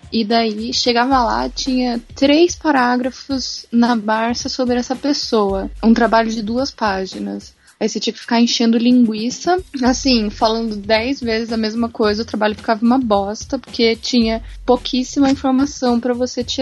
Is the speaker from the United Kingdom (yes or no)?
yes; United Kingdom; Não, Twitter eu falo Twitter, porque eu sou britânica.